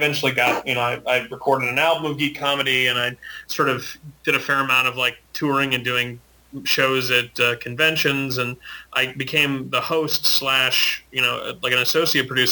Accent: Maine, United States; I grew up in Maine

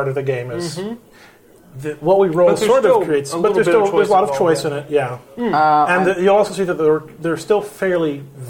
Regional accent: Grapevine, Texas, United States; I came from Grapevine, which is, you know, maybe 40,000 people.

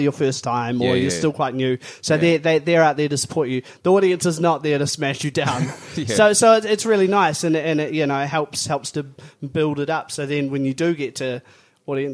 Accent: Christchurch, Canterbury, New Zealand; moved away as an adult; now in Auckland, New Zealand; I was born and raised in Christchurch.

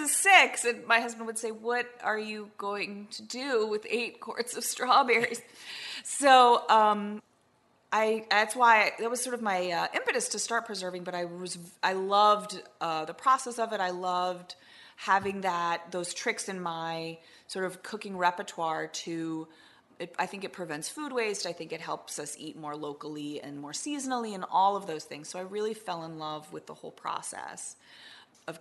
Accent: Washington, District of Columbia, United States; also born or lived in France; growing up in Washington, D.C., where I grew up

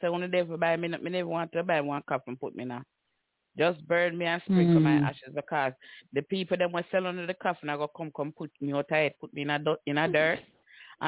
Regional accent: Jamaica; we grew up in Jamaica with our culture

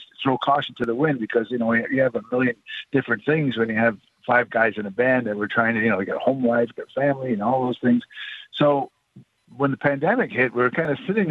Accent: Onondaga Nation, New York, United States; I grew up on Onondaga Nation.

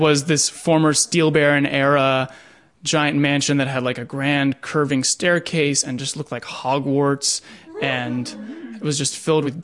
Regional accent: Pittsburgh, Pennsylvania, United States; I grew up in Pittsburgh, Pennsylvania.

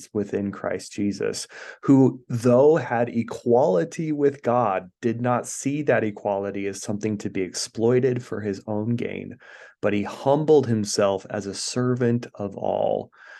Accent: Idaho, United States; I was born and raised here in Idaho. And so we, in rural Idaho, there's not really a lot of choices when it comes to religion, you know?

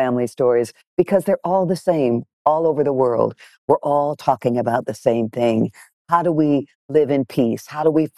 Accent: Detroit, Michigan, United States; I grew up in Detroit, Michigan, in a black nationalist, separatist, very political household

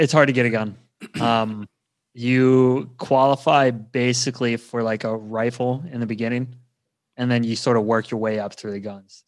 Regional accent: Garrett County, Maryland, United States; moved away as an adult; now in Norway; I grew up, uh, near West Virginia, um, in a place called Garrett County, Maryland

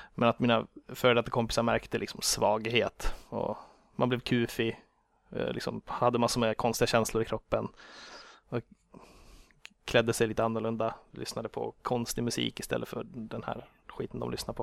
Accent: Grillby, Uppsala County, Sweden; moved away as an adult; also born or lived in Karlstad; now in Stockholm, Sweden; jag växte upp Eh, strax utanför Enköping

